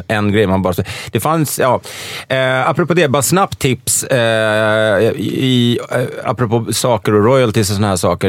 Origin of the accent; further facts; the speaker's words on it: Stockholm, Stockholm County, Sweden; Jag är uppvuxen i Stockholm